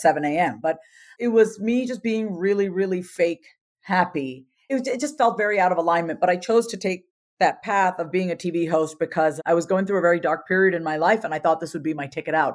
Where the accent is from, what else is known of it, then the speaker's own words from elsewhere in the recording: India; as an Indian woman